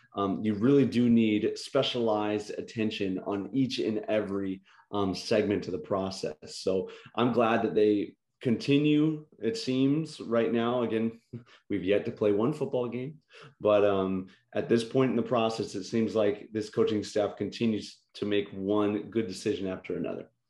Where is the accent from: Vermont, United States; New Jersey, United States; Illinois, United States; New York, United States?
Illinois, United States; I'm from Illinois